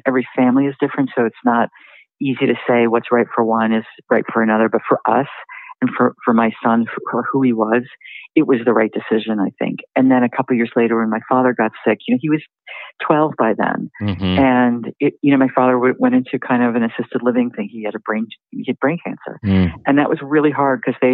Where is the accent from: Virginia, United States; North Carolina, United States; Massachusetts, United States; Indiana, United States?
Massachusetts, United States; Newton; moved away as an adult; also born or lived in New York / Washington, D.C.; I grew up outside Boston in a suburb. Mm-hmm. And I had lived in New York and DC. And when I met my husband and we had our son, we ended up moving to my hometown, which was Newton, Massachusetts.